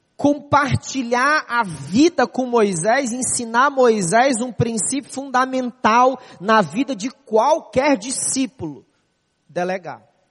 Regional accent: Fortaleza, Ceará, Brazil; moved away as an adult; now in Rio de Janeiro, Brazil; Sou da cidade de Fortaleza, Ceará

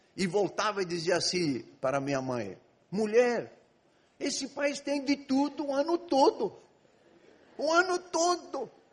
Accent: Egypt; Portuguese is a second language; moved away as an adult; now in Brazil; Eu nasci e fui criado no Egito. Vivi no Egito 18 anos.

